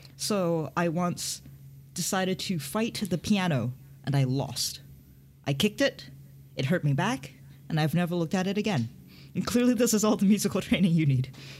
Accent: Hong Kong; I grew up in Hong Kong

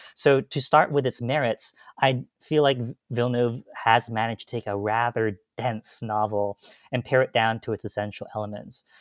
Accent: Gaithersburg, Maryland, United States; I am from Gaithersburg, Maryland

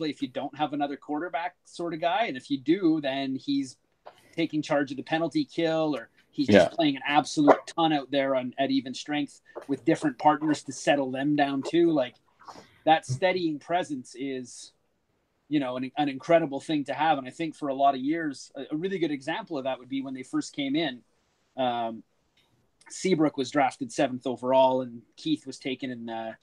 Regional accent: Montreal, Quebec, Canada; I grew up in Montreal

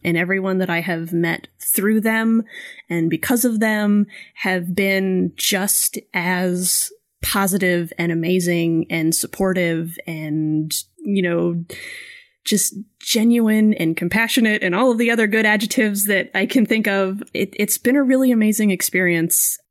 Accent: Florida, United States; where I grew up in Florida

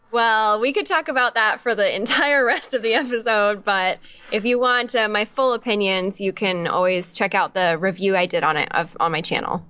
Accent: Orange County, California, United States; I'm from Orange County, so okay. just bordering

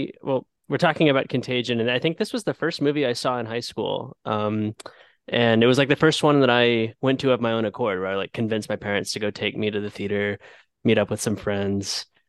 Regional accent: Jacksonville, Florida, United States; now in Atlanta, United States; I'm originally from Jacksonville, like the other two-thirds of the hosts.

